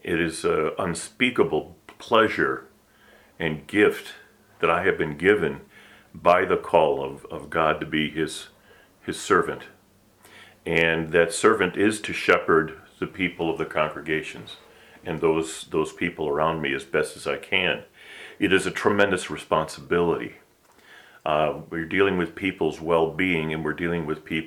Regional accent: Milwaukee, Wisconsin, United States; moved away as an adult; also born or lived in California / St. Louis; I grew up in the Midwest in the Milwaukee area, the first 47 years of my life

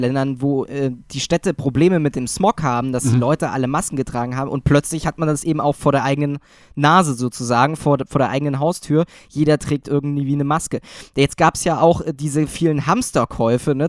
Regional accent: Thuringia, Germany; moved away; also born or lived in Saxony; ich komme ja jetzt ursprünglich aus Thüringen

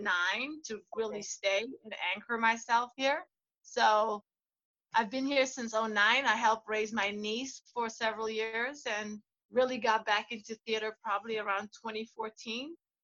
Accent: South Africa; also born or lived in Washington, D.C. / Philadelphia; now in Chicago, United States; I grew up born and raised in South Africa

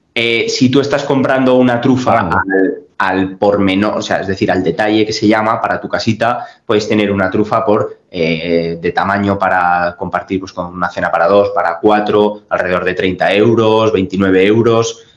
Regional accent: Teruel, Aragon, Spain; fiel a mi pueblo, a mi ciudad, a mi gente

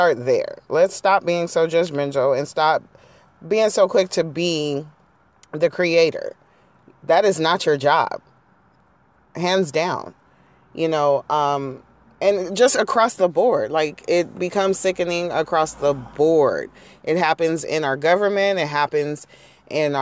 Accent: San Diego, California, United States; I'm from San Diego

